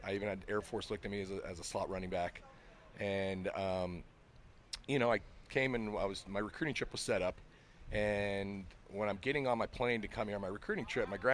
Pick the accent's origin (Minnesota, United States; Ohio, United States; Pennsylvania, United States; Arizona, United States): Arizona, United States; Phoenix; moved away as an adult; I'm from Phoenix